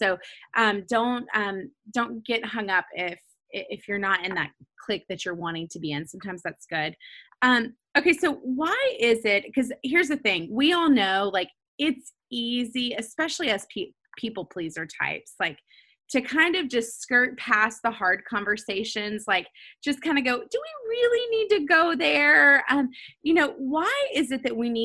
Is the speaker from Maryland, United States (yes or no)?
no; Nashville, Tennessee, United States; growing up in Nashville, like at Lipscomb